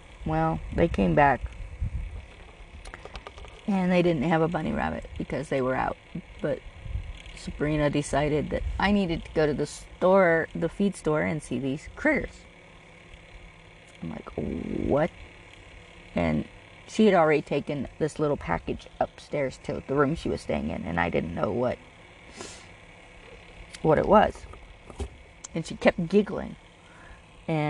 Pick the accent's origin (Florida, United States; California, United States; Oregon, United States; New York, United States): California, United States; I'm from California.